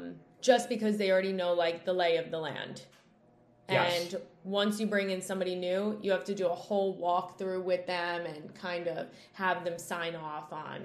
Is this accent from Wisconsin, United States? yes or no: no; Long Island, New York, United States; we're from Long Island.